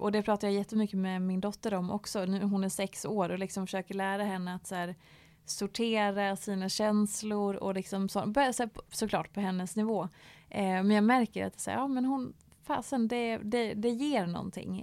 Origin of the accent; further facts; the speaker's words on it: Dalarna County, Sweden; moved away; hemma i Dalarna eh, på skoltiden